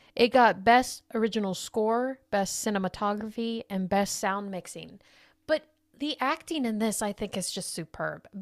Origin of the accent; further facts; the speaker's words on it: United States; as being an American